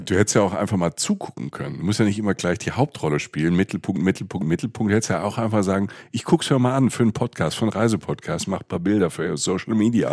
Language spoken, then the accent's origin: German; Rhineland-Palatinate, Germany; da wo ich herkomme, in der, in der Pfalz